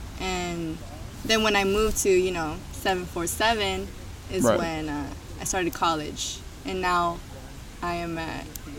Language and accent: English; Los Angeles, California, United States; I was born here in LA, to be more specific, in the 323 area code.